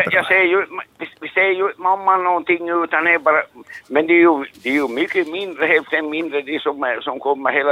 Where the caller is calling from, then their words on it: Replot, Ostrobothnia, Finland; från eh, Replot Norra Varglund.